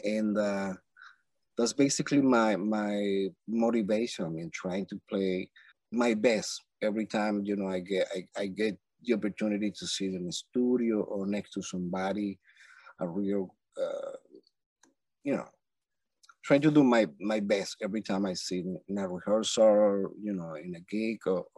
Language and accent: English; Villa de Cura, Aragua, Venezuela; English is a second language; moved away as an adult; I'm from Venezuela, first of all. And I grew up in a very small town called Villa de Cura.